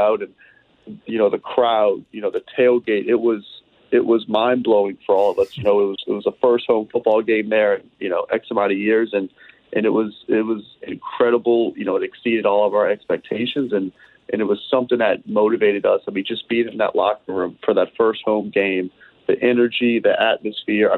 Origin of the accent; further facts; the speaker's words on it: New Orleans, Louisiana, United States; now in California, United States; my hometown of New Orleans